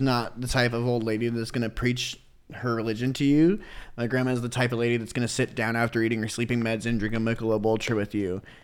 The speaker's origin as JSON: {"language": "English", "town": "Kansas City", "region": "Missouri", "country": "United States", "tie": "born or raised there", "also_born_or_lived": "North Iowa / Florida", "said": "when we were kids, I think like six or seven, we moved down to Kansas City and I've lived here until I was like twenty-one"}